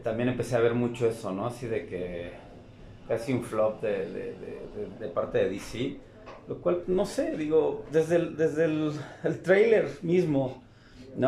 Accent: Mexico; como mexicano lo digo

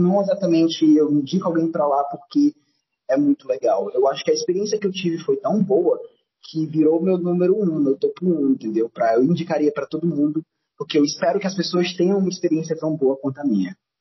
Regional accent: Fortaleza, Ceará, Brazil; Fortaleza, minha cidade natal

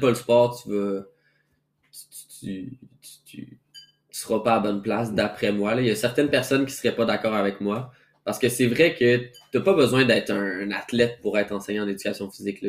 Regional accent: Quebec City, Quebec, Canada; moved away as an adult; now in Montreal, Canada; je viens de Québec, premièrement. Donc, moi, je suis déménagé à Montréal

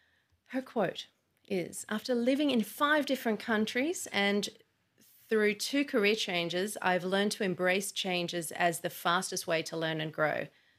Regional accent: Sydney, New South Wales, Australia; I'm in Sydney and I identify as an Australian woman, but it's not always an easy question to answer.

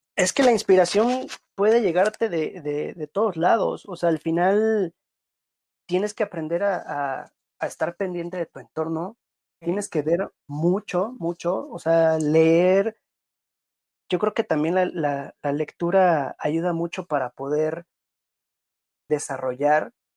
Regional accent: Mexico; also born or lived in Playa del Carmen / Cancún

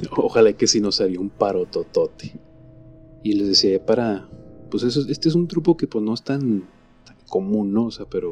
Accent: Mexico; Nosotros sabemos aquí en México

